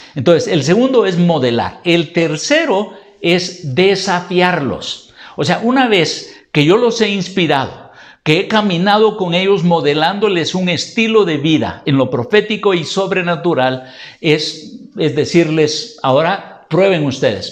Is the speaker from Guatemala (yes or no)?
yes; Guatemala; En Guatemala tenemos un dicho